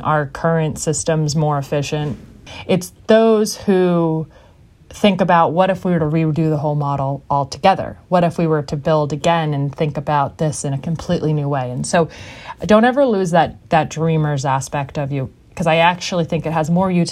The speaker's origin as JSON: {"language": "English", "country": "United States", "said": "as an American"}